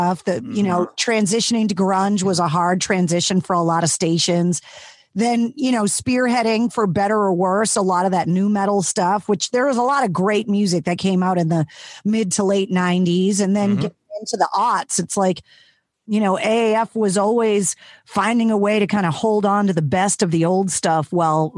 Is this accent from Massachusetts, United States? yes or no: yes; Leominster, Massachusetts, United States; I grew up in Leominster